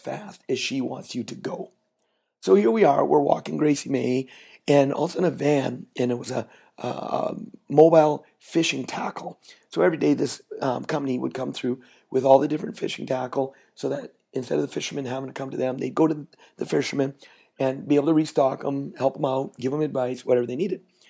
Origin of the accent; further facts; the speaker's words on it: Canada; I'm Canadian